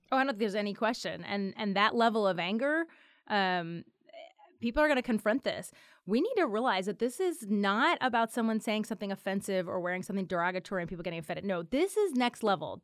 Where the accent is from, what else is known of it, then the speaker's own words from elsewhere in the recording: Philadelphia, Pennsylvania, United States; my hometown